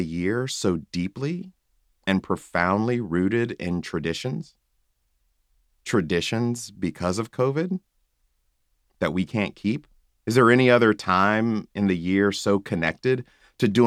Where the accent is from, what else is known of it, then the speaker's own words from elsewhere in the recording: the American South, United States; Growing up in the American South